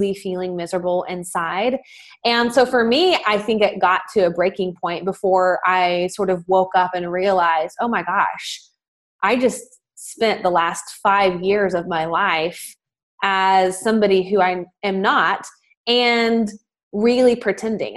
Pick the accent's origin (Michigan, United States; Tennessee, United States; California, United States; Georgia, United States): Tennessee, United States; Nashville; in the South, I'm from Nashville, Tennessee